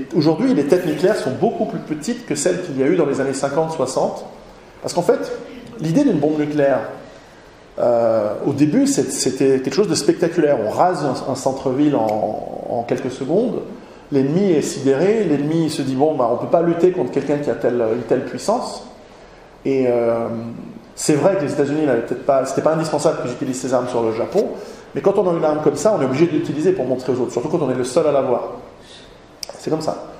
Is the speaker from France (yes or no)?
no; Switzerland; chez nous en Suisse